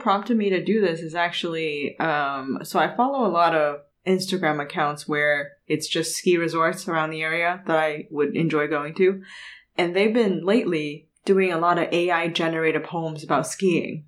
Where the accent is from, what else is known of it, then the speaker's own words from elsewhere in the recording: Canada; moved away; I grew up in Canada